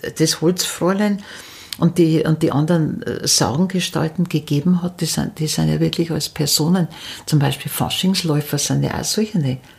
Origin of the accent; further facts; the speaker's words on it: near Munich, Upper Bavaria, Germany; accent: dialect from near Munich; moved away as an adult; also born or lived in Upper Palatinate; now in Regensburg, Germany; ich bin nicht in der Oberpfalz aufgewachsen. Auch mhm. Äh, mein Dialekt ist aus, äh, in der Nähe von München.